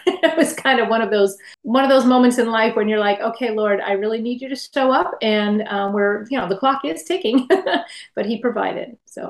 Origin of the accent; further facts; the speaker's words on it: Las Vegas, Nevada, United States; also born or lived in New York City; I was born in Manhattan Hospital in New York City. And a few years later, my brother came into the world. So it's just me and him. And we lived in an apartment in Manhattan for a couple of years until we ended up moving to Las Vegas.